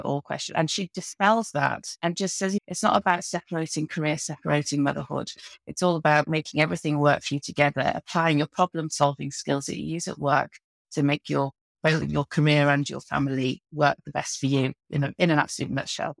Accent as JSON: {"language": "English", "area": "the Wirral", "region": "North West England", "country": "United Kingdom", "tie": "born or raised there", "also_born_or_lived": "Birkenhead", "moved": "yes", "lives_now": "St Albans, United Kingdom", "said": "I grew up in the Wirral, so I'm a northerner at heart, but I have spent most of my life down south"}